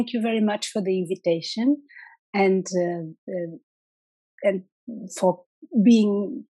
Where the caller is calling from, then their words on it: Lisbon, Portugal; So I'm logging in from Lisbon, from the capital of Portugal.